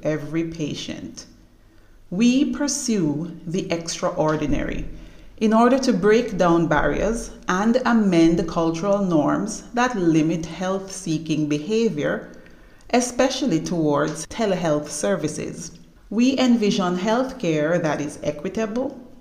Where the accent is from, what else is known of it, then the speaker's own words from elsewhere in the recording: Jamaica; also born or lived in Canada; I am Jamaican by birth